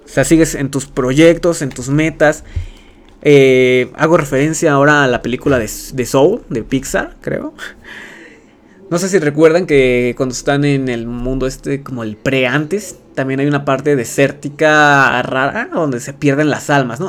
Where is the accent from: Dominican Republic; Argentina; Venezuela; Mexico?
Mexico; siendo streamer mexicano